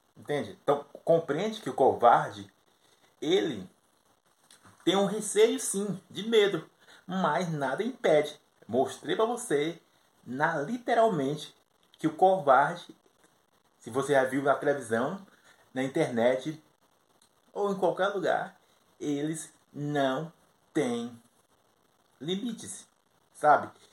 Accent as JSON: {"language": "Portuguese", "country": "Brazil", "said": "eu sou do Brasil"}